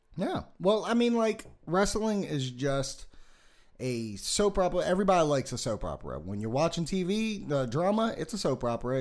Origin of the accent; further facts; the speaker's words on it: Las Vegas, Nevada, United States; I'm from Vegas.